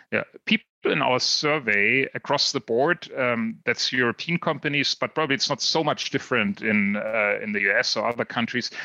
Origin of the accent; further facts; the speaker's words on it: Mainz, Rhineland-Palatinate, Germany; Biontech. Um, it's a company right out of here, my hometown